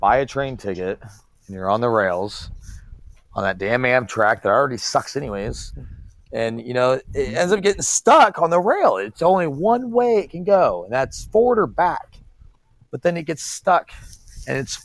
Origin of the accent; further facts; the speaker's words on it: Lebanon, Pennsylvania, United States; I'm from Lebanon